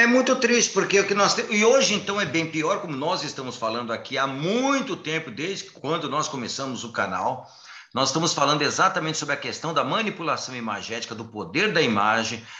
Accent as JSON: {"language": "Portuguese", "region": "São Paulo", "country": "Brazil", "said": "eu sou paulistano, eu sou paulista."}